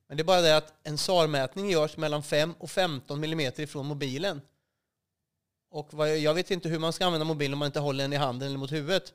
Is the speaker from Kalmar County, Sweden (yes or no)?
yes; Västervik, Kalmar County, Sweden; also born or lived in Vimmerby; Jag är uppvuxen i, i Småland, utanför Västervik, ett ställe som heter Rövrum. Där bodde jag till jag var sexton år.